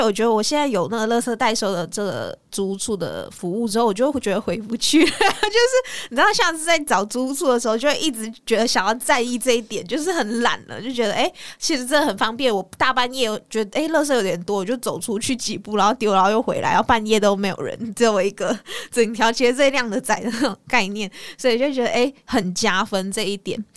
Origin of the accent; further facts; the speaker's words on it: Malaysia; moved away as an adult; now in Taiwan; 我是马来西亚人嘛，然后到台湾